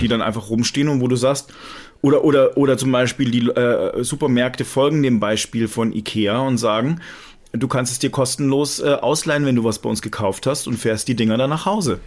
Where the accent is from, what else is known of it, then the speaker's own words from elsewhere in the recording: Germany; also born or lived in France; ich bin ja zwar halb Franzose, aber eigentlich bin ich ja im, im Herzen total, total deutsch